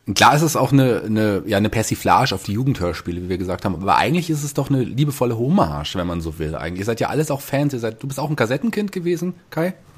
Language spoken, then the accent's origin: German; Hesse, Germany; als Hesse